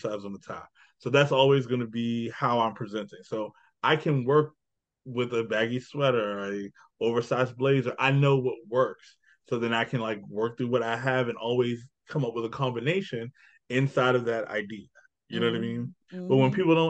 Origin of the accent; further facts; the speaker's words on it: Annapolis, Maryland, United States; I'm from Annapolis, so I'm right outside the city